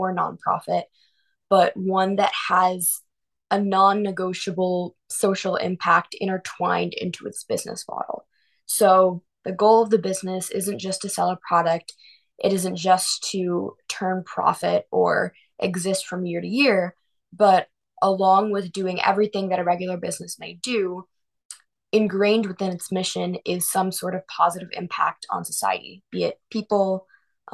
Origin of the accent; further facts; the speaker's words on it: Avon, Ohio, United States; We grew up in Avon, same town in Cleveland together